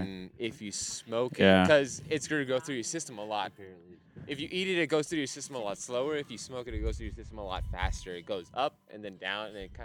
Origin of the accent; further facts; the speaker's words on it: California, United States; when I was growing up in California